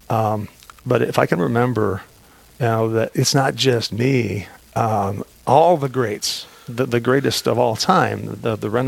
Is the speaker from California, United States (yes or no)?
no; Aberdeen, South Dakota, United States; I grew up in Aberdeen